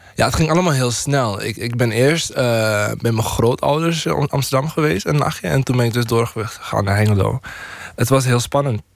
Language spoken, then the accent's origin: Dutch; Paramaribo, Paramaribo District, Suriname; moved away as an adult; now in Netherlands; Suriname, waar ik vandaan kom.